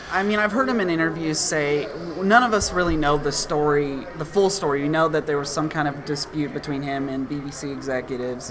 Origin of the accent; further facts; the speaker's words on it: Tennessee, United States; my home state of Tennessee